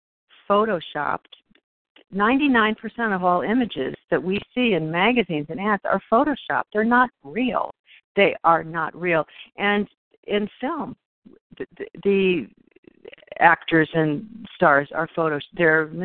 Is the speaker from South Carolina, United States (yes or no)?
no; Ohio, United States; I grew up in Ohio, and growing up in Ohio